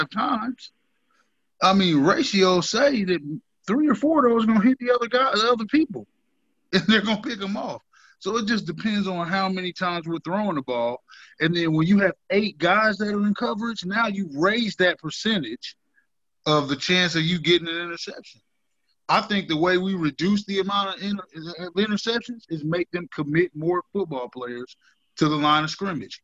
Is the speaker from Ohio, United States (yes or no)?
yes; Dayton, Ohio, United States; moved away; I'm from Dayton, Ohio.